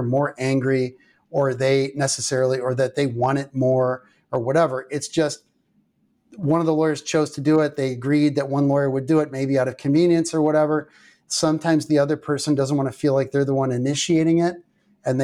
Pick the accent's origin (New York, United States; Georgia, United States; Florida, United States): Georgia, United States; Columbus; born there; I was born in Columbus, Georgia, Fort Benning.